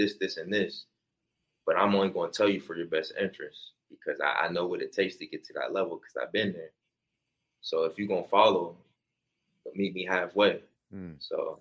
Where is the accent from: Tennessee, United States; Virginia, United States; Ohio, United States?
Ohio, United States